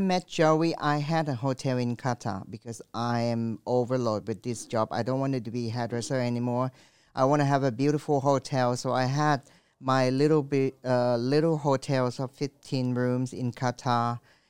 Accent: France; now in Thailand; I grew up in France. I love wines.

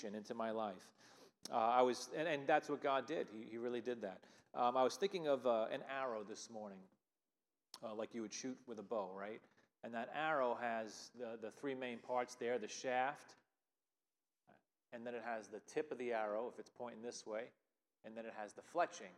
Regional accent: Long Island, New York, United States; moved away as an adult; also born or lived in Philadelphia area; now in Lima, New York, United States; I grew up on Long Island

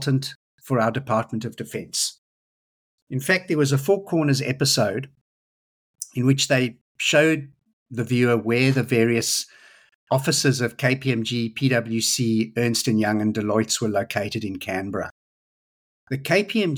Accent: South Africa; now in Australia; I grew up in South Africa

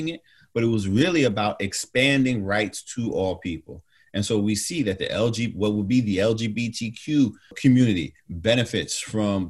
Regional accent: New York City, New York, United States; moved away as an adult; also born or lived in Atlanta, Georgia; As a youngster growing up in New York

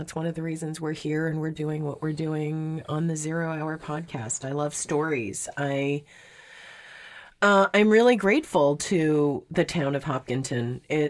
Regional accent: Montreal, Quebec, Canada; also born or lived in South Korea / Vancouver, Canada; now in Boston area, United States; Like, I grew up in Montreal. We moved to South Korea. We went from South Korea to Vancouver. I went from Vancouver back to South Korea and then to the Boston area

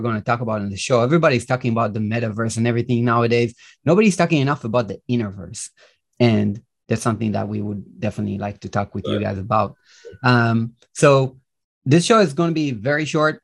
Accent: Israel; English is a second language; also born or lived in Minneapolis, United States; I reside in Israel. That's where I was born and raised. I lived 3 years in the US, by the way. I don't know if you guys know this, but I lived 3 years in Minneapolis. That's where I got my English as a kid

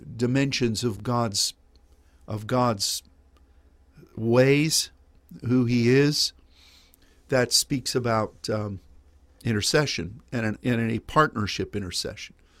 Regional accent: Pennsylvania, United States; now in Dallas, United States; when I was growing up in Pennsylvania

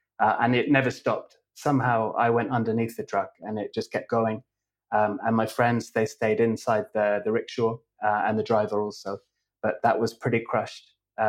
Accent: England, United Kingdom; also born or lived in Scotland; I was born in Scotland and I lived there until I was five. And then we moved to England to about three or four different places as I was growing up.

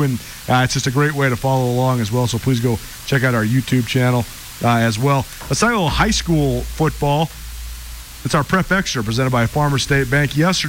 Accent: Missoula, Montana, United States; I grew up in Missoula.

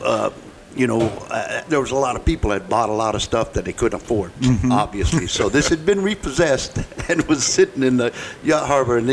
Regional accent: Hawaii, United States; moved away; Kamehameha was a school for Hawaiians and part Hawaiians, and I'm being part Hawaiian, and it's private school

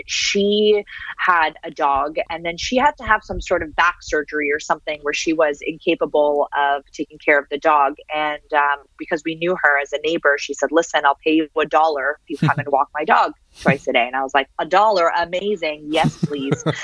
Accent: Toronto, Ontario, Canada; English is a second language; moved away as an adult; also born or lived in Syria / Switzerland / United States / France; I love Toronto. I love growing up in Toronto. I love growing up in Canada

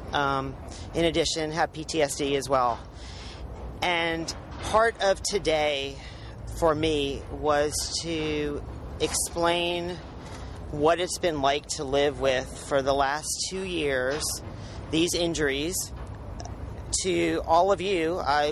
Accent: Birmingham, Alabama, United States; I'm from Birmingham, Alabama.

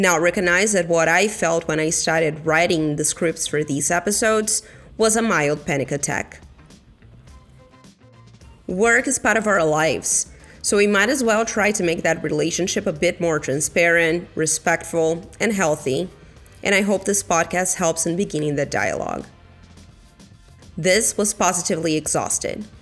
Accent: Brazil; moved away; my home country, Brazil

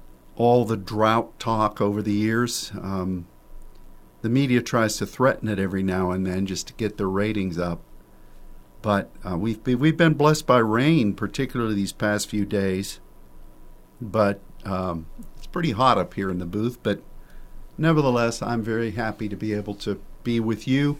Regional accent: Pennsylvania, United States; moved away as an adult; now in Dallas, United States; the place where I grew up in Pennsylvania

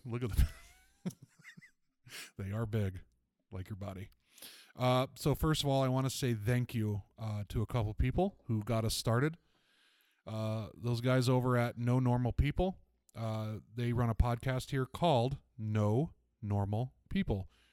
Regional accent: Fort Lauderdale, Florida, United States; I'm originally from Fort Lauderdale, Florida. Um, grew up in a really rough neighborhood

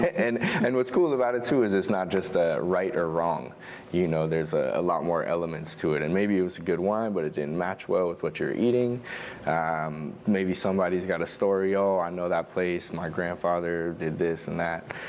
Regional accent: between Long Island and Connecticut, suburbs of New York City, United States; moved away as an adult; also born or lived in Oregon; I grew up in the suburbs of New York City, uh, between Long Island and Connecticut.

